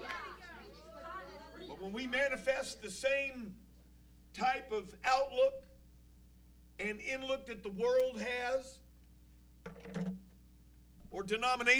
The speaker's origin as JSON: {"language": "English", "area": "the Northwest", "region": "Pacific Northwest", "country": "United States", "moved": "yes", "said": "Now, I come from the Northwest"}